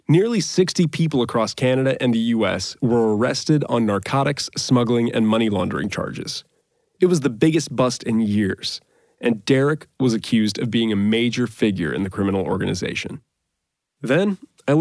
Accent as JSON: {"language": "English", "region": "Florida", "country": "United States", "tie": "born or raised there", "said": "I grew up in Florida, between the Volusia County Dirt Track and the Daytona Speedway"}